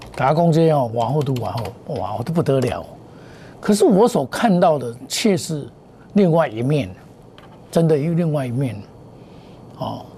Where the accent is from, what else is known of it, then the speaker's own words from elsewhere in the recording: Taiwan; 我们台湾话